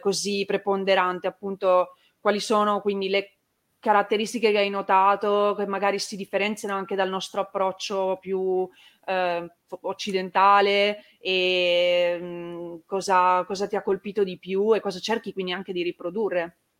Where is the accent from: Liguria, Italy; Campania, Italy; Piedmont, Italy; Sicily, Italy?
Piedmont, Italy; Turin; moved away as an adult; now in Veneto, Italy; essendo torinese anche io